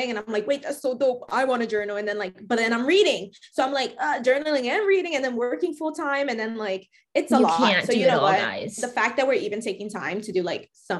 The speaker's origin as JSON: {"language": "English", "town": "New York City", "region": "New York", "country": "United States", "said": "I'm from the Bronx"}